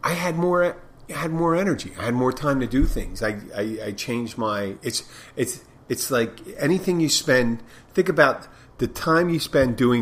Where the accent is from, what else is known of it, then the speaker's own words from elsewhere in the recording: Philadelphia, Pennsylvania, United States; moved away as an adult; my hometown, Philadelphia